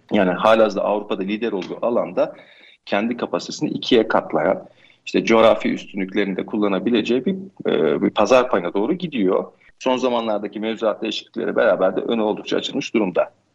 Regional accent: Kütahya, Turkey; 41 yaşındayım, Kütahyalıyım.

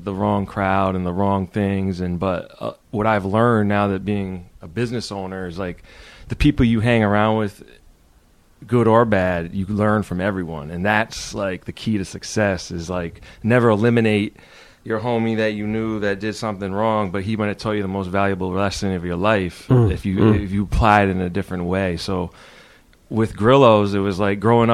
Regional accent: Connecticut, United States; moved away as an adult; now in Boston, United States; I grew up in Connecticut

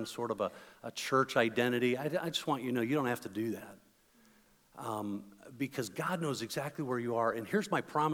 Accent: Chicago, Illinois, United States; moved away; I am originally from the Chicago area

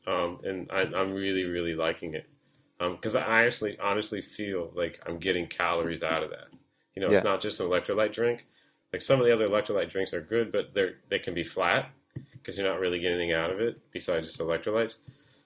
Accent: United States; now in Hong Kong; as an American

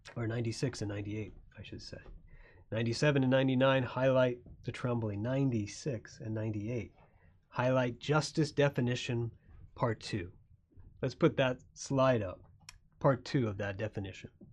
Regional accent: Florida, United States; I grew up in Florida

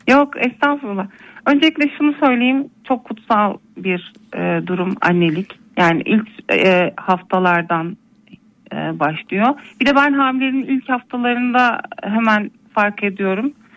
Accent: Elbistan, Kahramanmaraş, Turkey; moved away as an adult; also born or lived in Kütahya; Zaten memleketim ailemin yanına geldim onlara destek olmak adına. İyi. Elbistan'dayım şu

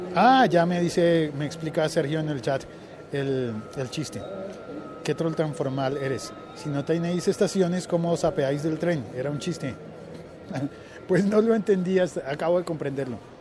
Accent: Colombia; se supone que en mi país no hay, no hay estaciones

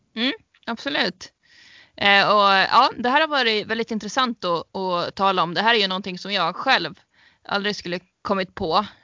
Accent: Sweden; vi som svenskar

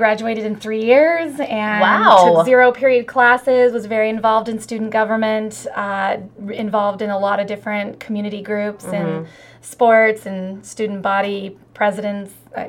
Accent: Newport, Oregon, United States; Newport, Oregon. Born and raised Oregonian.

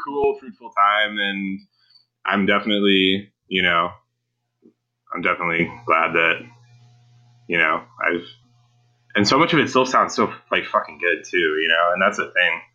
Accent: Cleveland, Ohio, United States; in Cleveland

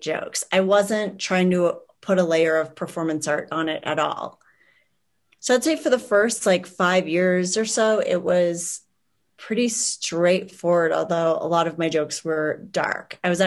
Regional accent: Minnesota, United States; moved away; also born or lived in Boston; I was born in Minnesota, but I was in Boston for a while and I did performance art there

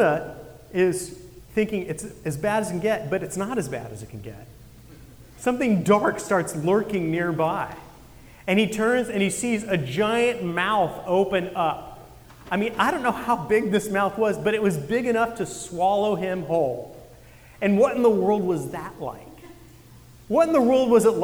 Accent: Santa Cruz, California, United States; I grew up surfing up in Santa Cruz

